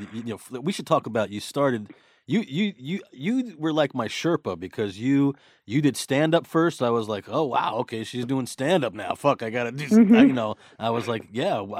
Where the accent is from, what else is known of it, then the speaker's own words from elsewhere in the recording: New York City, New York, United States; growing up in Brooklyn